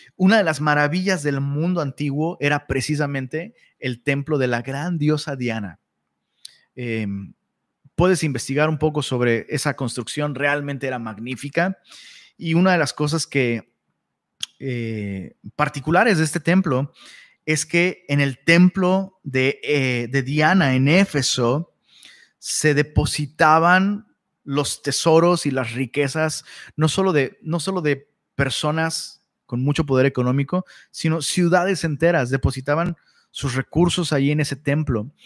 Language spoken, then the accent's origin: Spanish; Taxco, Guerrero, Mexico; also born or lived in Cuernavaca, Morelos; yo soy de Tasco